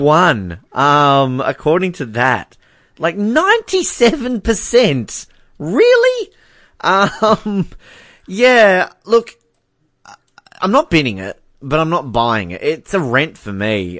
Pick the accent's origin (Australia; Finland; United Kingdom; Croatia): Australia; as an Australian